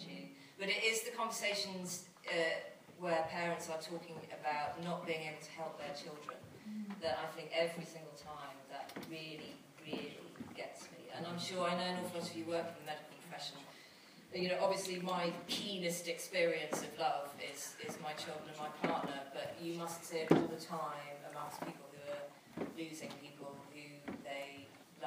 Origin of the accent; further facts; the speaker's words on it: United Kingdom; I'm terribly British